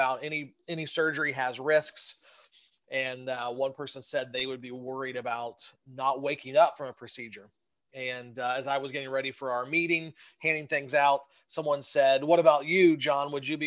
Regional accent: Southern Ohio, United States; moved away as an adult; also born or lived in Michigan; now in Westchester, United States; I'm originally from Southern Ohio

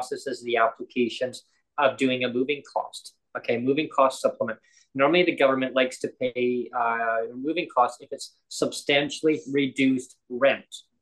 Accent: Langley, British Columbia, Canada; moved away as an adult; also born or lived in Nanaimo; I wanted to live in the Lower Mainland because that's where I grew up. I grew up in my hometown of Langley

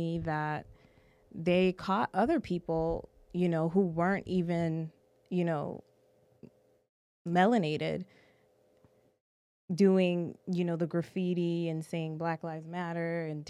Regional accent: Boston, Massachusetts, United States; moved away as an adult; now in Los Angeles, United States; I'm a Bostonian, so it's going to stay that way.

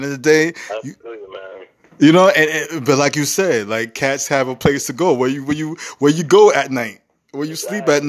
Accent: New York City, New York, United States; I grew up in the Bronx in the 80s and 90s.

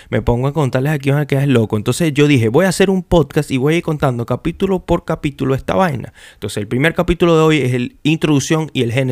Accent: Venezuela; moved away; yo me venía de Venezuela, yo me vine de Venezuela en el año 2000 en el 2016 eh, yo comencé este proyecto

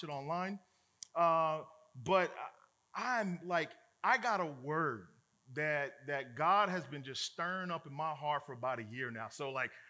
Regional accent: Chicago, Illinois, United States; I'm a brother from Chicago

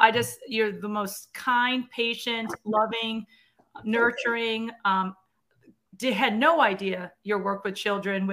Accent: New York, United States; moved away; I'm from New York

